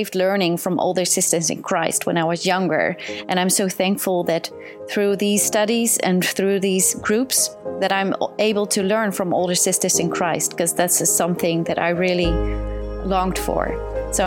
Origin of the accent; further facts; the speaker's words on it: Netherlands; I'm from the Netherlands.